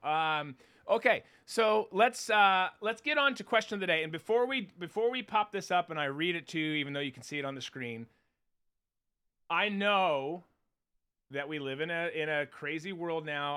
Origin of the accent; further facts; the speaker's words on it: Minnesota, United States; I grew up in Minnesota